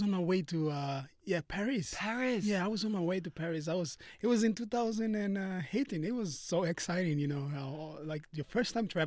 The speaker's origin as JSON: {"language": "English", "town": "Port Moresby", "region": "National Capital District", "country": "Papua New Guinea", "tie": "born or raised there", "said": "our family, like uh, back home in, in, Papua New Guinea, like most of the, uh, like most of our family, like we all live together."}